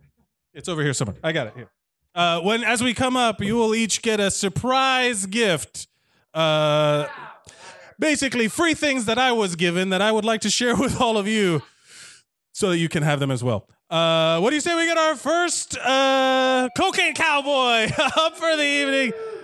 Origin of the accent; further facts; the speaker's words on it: Miami, Florida, United States; moved away; I want to talk about my hometown. So we're going to talk about literally everything Miami.